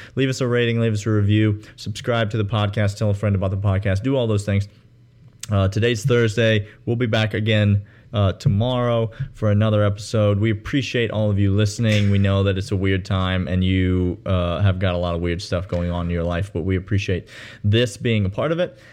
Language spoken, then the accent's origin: English; Georgia, United States; now in Nashville, United States; I'm from Georgia, U G A alumni, lifelong